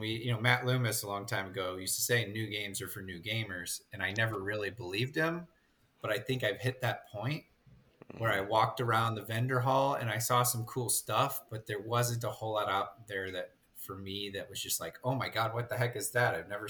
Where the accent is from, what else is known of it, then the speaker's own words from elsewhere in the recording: Ireland; I'm Irish, so of course I loved the theme.